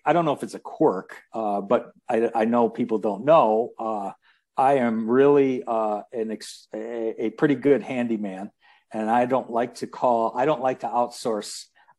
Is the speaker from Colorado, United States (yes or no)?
no; Detroit, Michigan, United States; born there; I was born in Detroit